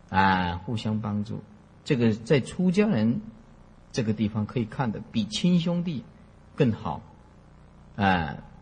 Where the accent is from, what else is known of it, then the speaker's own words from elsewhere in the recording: Taiwan; 我们是在台湾出生的啦。福建古田人